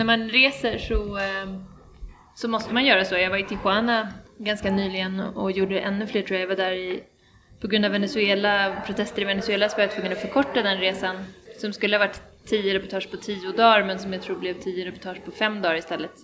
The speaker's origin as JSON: {"language": "Swedish", "country": "Sweden", "tie": "born or raised there", "also_born_or_lived": "Chile", "said": "efter gymnasiet i Sverige"}